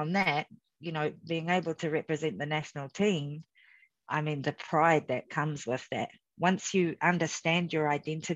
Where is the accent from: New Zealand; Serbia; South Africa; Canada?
New Zealand; moved away as an adult; also born or lived in Samoa; growing up as a Afakasi in New Zealand, I always struggled a little bit with my identity because we were raised really as Kiwi kids